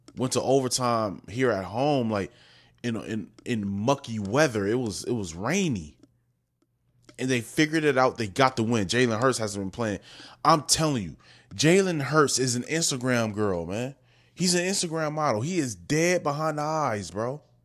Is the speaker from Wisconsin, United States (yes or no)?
yes; Wisconsin, United States; I'm from Wisconsin